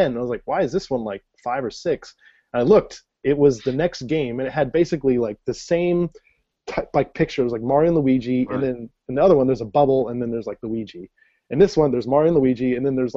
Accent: United States; I'm from America

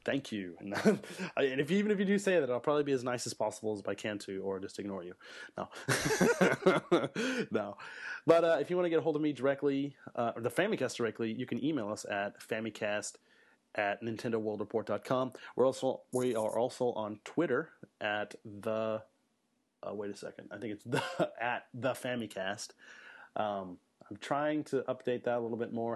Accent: Illinois, United States; moved away as an adult; now in Japan; I'm from Illinois, so I got to see a lot of, you know, Cub games, Cardinal games

